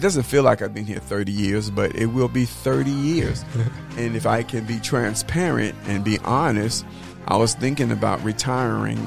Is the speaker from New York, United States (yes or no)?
yes; North Babylon, New York, United States; moved away as an adult; also born or lived in Manhattan, New York / Atlanta, Georgia; now in Prairie View, United States; I was reared on Long Island, a little city called North Babylon, and graduated from high school there.